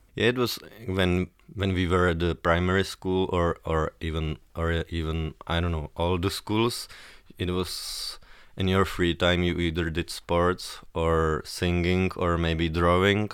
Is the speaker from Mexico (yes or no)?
no; Prague, Czechia; I'm from Prague, born in Prague and based in Prague